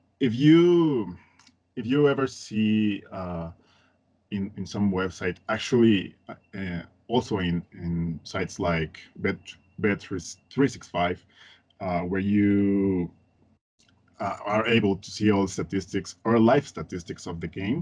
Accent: Mexico City, Mexico; English is a second language; I am from Mexico. I live in Mexico City. I grew up here and in a place called Coyoacán.

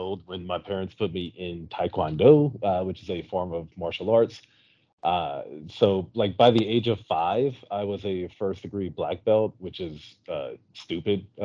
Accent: South Louisiana, United States; I'm from South Louisiana

